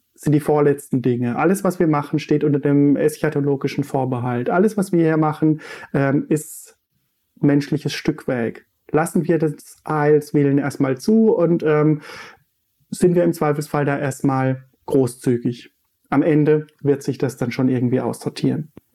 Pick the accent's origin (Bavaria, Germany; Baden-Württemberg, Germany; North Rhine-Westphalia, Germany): Baden-Württemberg, Germany; Untergrombach; moved away; wo ich herkomme, äh, in Untergrombach äh, auf dem Michaelsberg